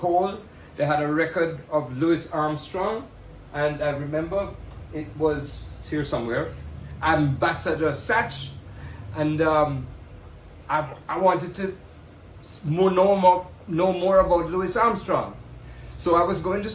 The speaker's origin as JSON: {"language": "English", "town": "Kingston", "country": "Jamaica", "said": "I'm from Kingston, Jamaica"}